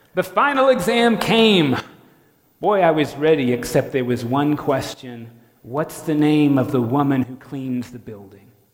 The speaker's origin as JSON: {"language": "English", "region": "North Florida", "country": "United States", "said": "I'm from North Florida"}